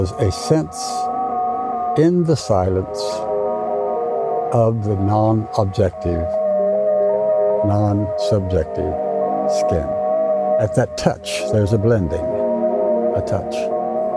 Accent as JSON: {"language": "English", "town": "Wewoka", "region": "Oklahoma", "country": "United States", "tie": "born or raised there", "also_born_or_lived": "Texas / Tübingen, Germany", "moved": "as an adult", "said": "I was raised in the Southwest, Oklahoma and Texas."}